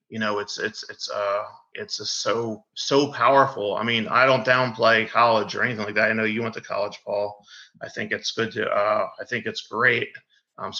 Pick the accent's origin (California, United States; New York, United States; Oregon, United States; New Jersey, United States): New Jersey, United States; Deptford; also born or lived in Woodbury, New Jersey; I'm from Deptford, New Jersey, originally from Woodbury, New Jersey